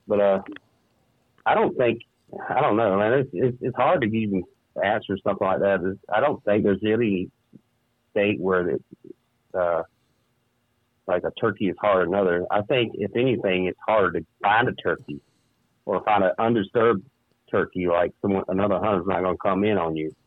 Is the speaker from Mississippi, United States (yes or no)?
no; South Carolina, United States; moved away as an adult; now in Minnesota, United States; grew up and born and raised in South Carolina. Moved up here to Minnesota I do 12, 13 years ago.